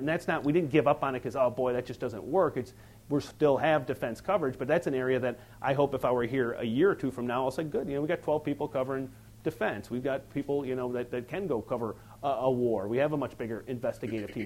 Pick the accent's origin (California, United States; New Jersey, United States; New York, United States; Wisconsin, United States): Wisconsin, United States; upper; I'm from Wisconsin, the upper Wisconsin